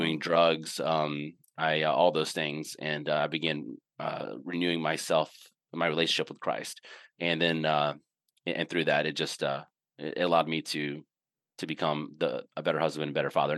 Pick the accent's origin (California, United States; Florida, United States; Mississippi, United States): Mississippi, United States; Indianola; now in North Carolina, United States; I grew up in Mississippi, uh, in a little town called Indianola